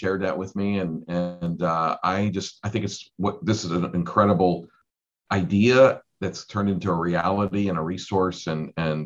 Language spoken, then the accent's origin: English; Switzerland; now in United States; I was born in Switzerland and my dad was Swiss